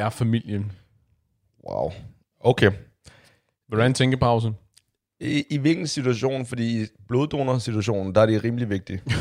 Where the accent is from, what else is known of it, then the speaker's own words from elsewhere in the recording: China; Lige noget baggrund. Jeg er fra Kina